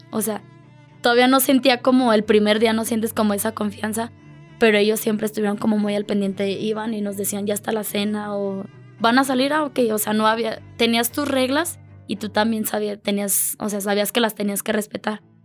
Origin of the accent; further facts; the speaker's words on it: Mexico; yo era la única de México